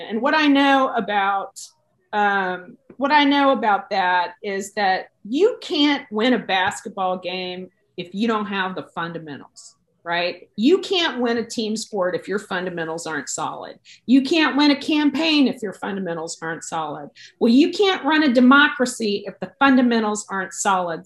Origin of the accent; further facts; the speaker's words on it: Texas, United States; as a Texan